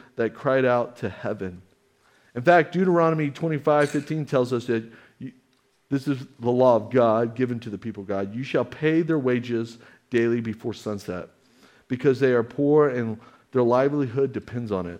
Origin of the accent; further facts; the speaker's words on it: Amarillo, Texas, United States; I grew up in Amarillo, Texas